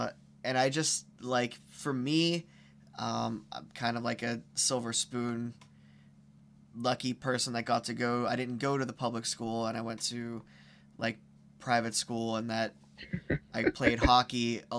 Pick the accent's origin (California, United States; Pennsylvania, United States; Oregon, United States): Pennsylvania, United States; Belle Vernon; my friends that I grew up with in Belle Vernon and Fayette County, an area that you kind of want to get out